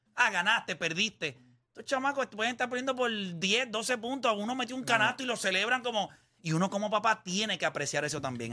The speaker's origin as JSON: {"language": "Spanish", "country": "Puerto Rico"}